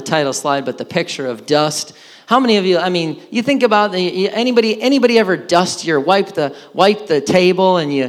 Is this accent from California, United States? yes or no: no; Wisconsin, United States; moved away; I grew up in Wisconsin